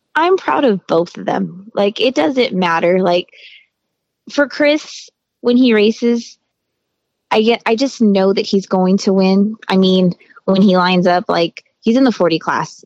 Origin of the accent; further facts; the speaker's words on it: Hesperia, California, United States; also born or lived in Greeley, Colorado; I was actually born in Greeley, Colorado, and then we moved to Hesperia, California when I was like, hmm, was I seven years old